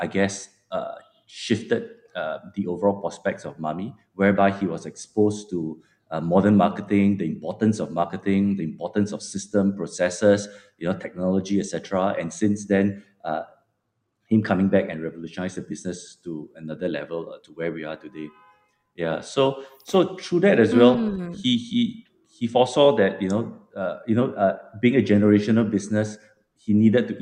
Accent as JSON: {"language": "English", "region": "Malacca", "country": "Malaysia", "tie": "born or raised there", "also_born_or_lived": "Melbourne", "said": "I'm personally born and bred in Malacca"}